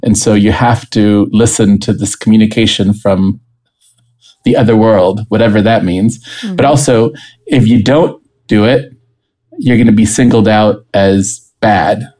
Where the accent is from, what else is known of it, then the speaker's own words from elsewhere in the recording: Costa Rica; moved away as an adult; also born or lived in St. Louis, United States; now in United States; I'm originally from Costa Rica, and I had moved to the United States to be in college.